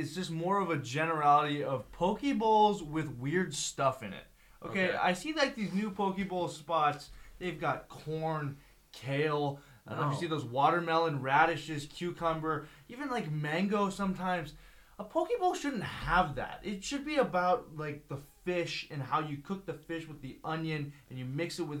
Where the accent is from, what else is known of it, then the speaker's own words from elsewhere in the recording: Mililani, Hawaii, United States; It's in my hometown of Mililani.